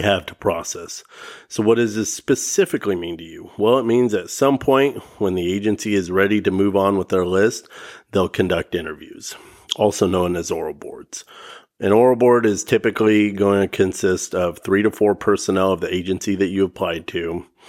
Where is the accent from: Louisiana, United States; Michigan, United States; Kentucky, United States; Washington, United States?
Washington, United States; the Northwest; I'm from the Northwest here in Washington